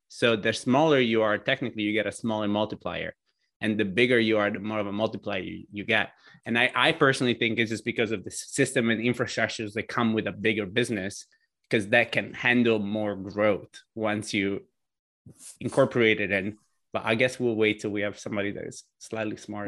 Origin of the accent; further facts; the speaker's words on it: Italy; now in United States; I immigrated to the states from Italy